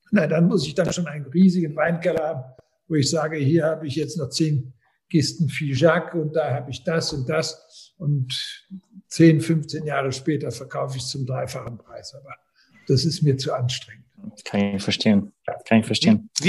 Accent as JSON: {"language": "German", "country": "Austria", "said": "als Österreicher"}